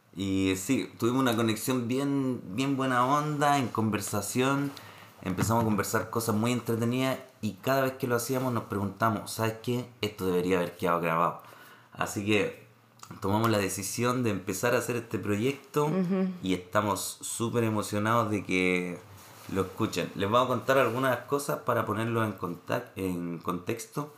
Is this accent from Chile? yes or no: yes; Santiago, Santiago Metropolitan Region, Chile; moved away as an adult; now in Montreal, Canada; soy de Renca